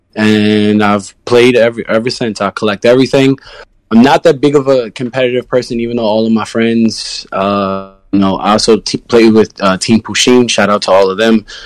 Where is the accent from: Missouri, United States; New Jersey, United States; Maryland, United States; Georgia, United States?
Maryland, United States; now in New York, United States; I'm from Maryland